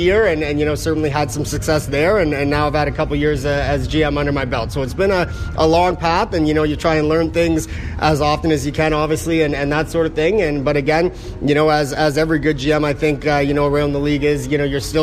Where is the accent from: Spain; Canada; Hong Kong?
Canada; growing up in Canada